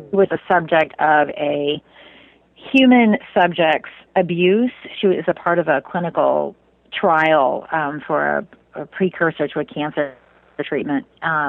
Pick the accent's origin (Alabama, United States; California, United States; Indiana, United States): Indiana, United States; Well, so I grew up in Indiana, so not exactly a place known for those things.